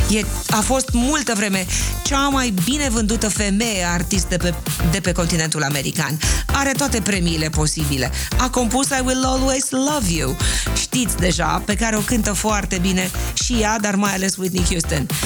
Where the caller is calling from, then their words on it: Arad, Arad County, Romania; din Arad.